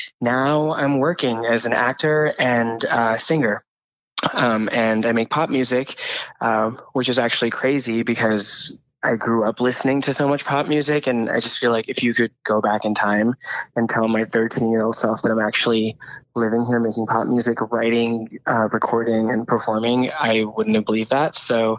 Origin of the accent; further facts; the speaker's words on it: India; I grew up in India, as I said, and pop music and listening to music was always sort of an escape for me.